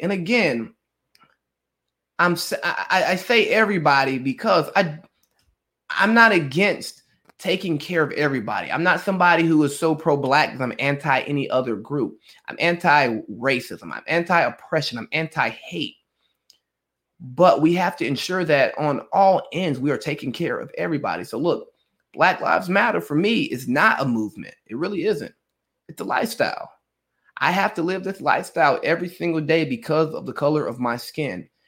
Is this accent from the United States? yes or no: yes; Cartersville, Georgia, United States; I'm … from Cartersville. And part of that is keeping people who I grew up with close to me.